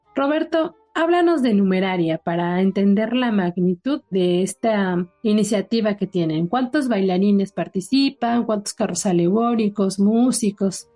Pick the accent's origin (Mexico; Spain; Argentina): Mexico; nosotros como mexicanos